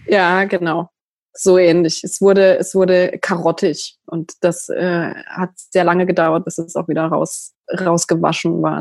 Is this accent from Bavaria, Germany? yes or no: no; countryside near Freiburg, Baden-Württemberg, Germany; ich bin auf dem Land groß geworden und es gab in der Nähe von Freiburg